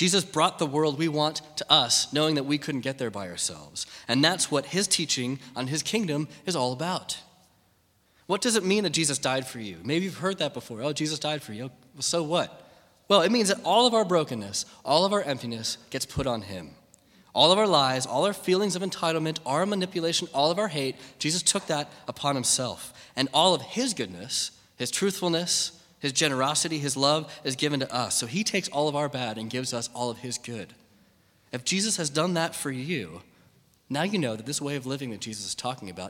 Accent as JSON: {"language": "English", "country": "United States", "said": "me as an American"}